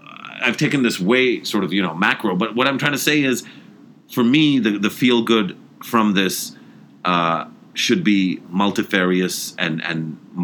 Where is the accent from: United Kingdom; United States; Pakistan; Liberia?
Pakistan; I feel good as a Pakistani.